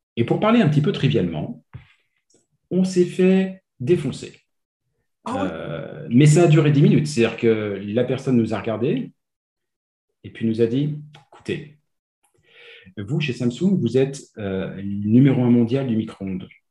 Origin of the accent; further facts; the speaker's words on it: France; moved away as an adult; now in Quebec, Canada; je viens de France.